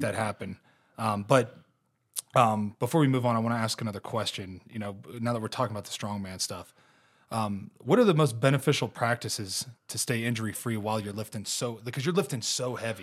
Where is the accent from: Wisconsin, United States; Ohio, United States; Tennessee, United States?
Ohio, United States; moved away; growing up in Ohio